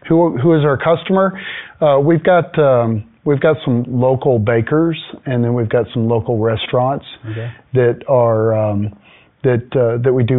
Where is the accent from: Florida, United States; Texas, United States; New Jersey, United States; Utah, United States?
Texas, United States; moved away as an adult; also born or lived in Houston, Texas; now in Woodland, United States; I grew up in Texas